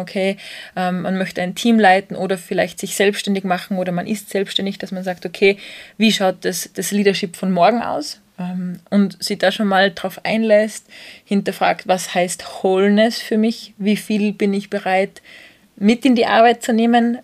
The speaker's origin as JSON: {"language": "German", "country": "Austria", "said": "bei uns in Österreich"}